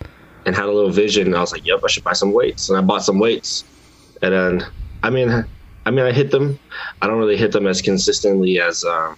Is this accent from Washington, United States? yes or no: yes; Seattle, Washington, United States; I was born right here in Seattle, Washington.